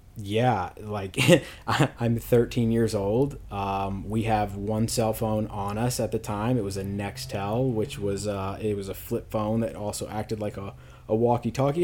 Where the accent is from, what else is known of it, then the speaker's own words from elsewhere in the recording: Louisville, Kentucky, United States; I'm from Louisville, Kentucky, born and raised